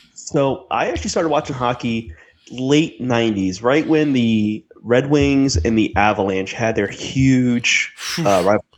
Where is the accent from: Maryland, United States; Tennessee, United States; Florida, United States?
Florida, United States; South; growing up in Florida, I mean Florida, like South Florida especially